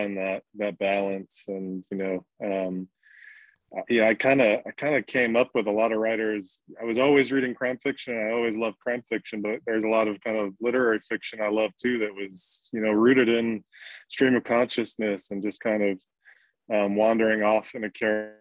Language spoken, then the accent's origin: English; New York City, New York, United States; I grew up with the Italian side of my family in Brooklyn